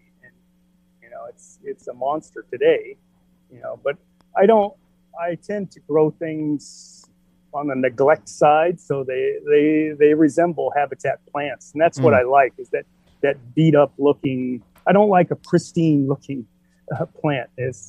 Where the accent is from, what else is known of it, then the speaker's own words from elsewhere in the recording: San Francisco Bay Area, California, United States; San Francisco Bay Area. Okay. Born and raised there. Graduated high school 81.